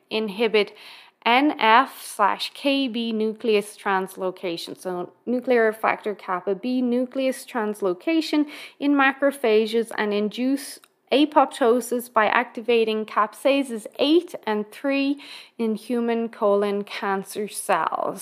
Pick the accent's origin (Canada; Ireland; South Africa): Ireland; being Irish